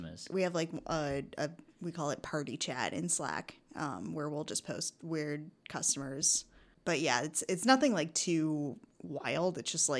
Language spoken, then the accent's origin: English; United States; now in Canada; the reason I moved to Canada from the States was to go to Emily Carr University for photography.